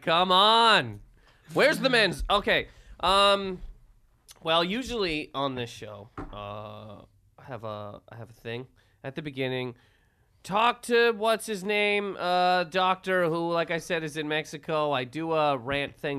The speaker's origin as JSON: {"language": "English", "country": "Canada", "tie": "born or raised there", "also_born_or_lived": "Toronto, Canada", "moved": "as an adult", "lives_now": "United States", "said": "Everybody knows I'm from Canada. I've been from there for my entire life."}